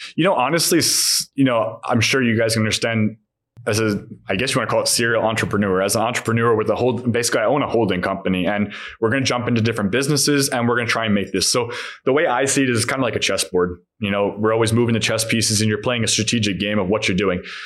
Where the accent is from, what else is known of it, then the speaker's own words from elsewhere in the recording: beach cities near Los Angeles, California, United States; moved away as an adult; also born or lived in Long Island, New York; now in Hungary; I come from America, so I understand the American suburb. My dad was working in New York, we lived Long Island, and same thing with LA. We were in these beach cities. I grew up in the beach city, and he they both worked